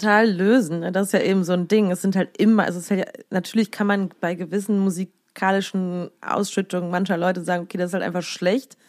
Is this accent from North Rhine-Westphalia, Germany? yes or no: yes; Siegen, North Rhine-Westphalia, Germany; moved away as an adult; also born or lived in Cologne; da kam ich aus Siegen-Achenbach, also aus meiner Heimat